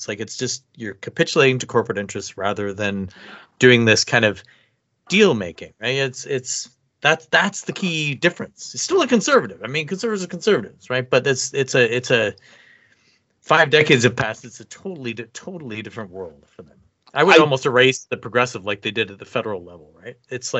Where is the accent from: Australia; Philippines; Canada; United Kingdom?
Canada; Mississauga, Ontario; when I grew up in Peel, South Mississauga, there were still chunks of a rural area